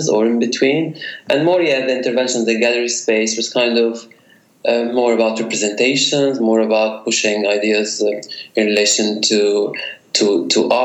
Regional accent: Beirut, Beirut Governorate, Lebanon; now in London, United Kingdom; I was born in Beirut, and I was born in the area that the book actually focuses on, the Mazraa district, right, in Beirut. So it's my childhood, you know, neighborhood

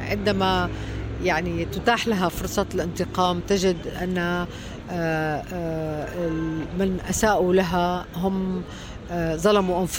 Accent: Latakia, Latakia Governorate, Syria; moved away as an adult; also born or lived in Damascus; انا من من سوريا من مدينه اللاذقيه آه مدينه ساحليه تشبه الى حد بعيد مدينه الاسكندريه

